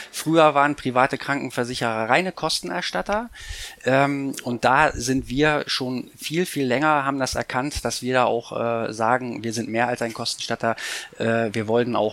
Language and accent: German; Bremen, Germany; Ich bin ja Bremer, das heißt dreimal das Bremer Recht.